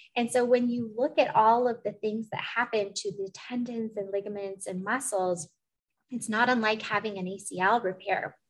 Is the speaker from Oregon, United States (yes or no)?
yes; Eugene, Oregon, United States; also born or lived in Portland, Oregon; I'm from Portland, but I went to middle school and high school in Eugene